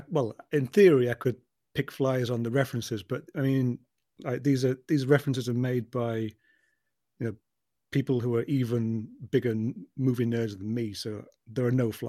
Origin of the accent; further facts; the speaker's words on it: London, United Kingdom; I'm actually a Londoner born and bred, you see, as you can probably tell from my accent.